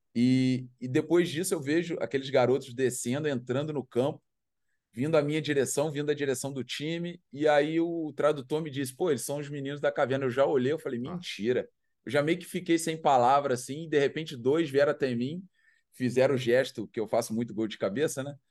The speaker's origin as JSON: {"language": "Portuguese", "country": "Brazil", "tie": "born or raised there", "moved": "yes", "lives_now": "Chiang Rai, Thailand", "said": "nascemos no Brasil"}